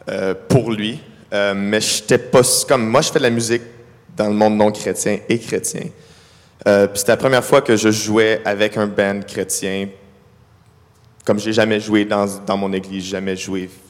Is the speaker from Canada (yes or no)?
yes; Ottawa, Ontario, Canada; Je viens pas d'ici, je viens d'Ottawa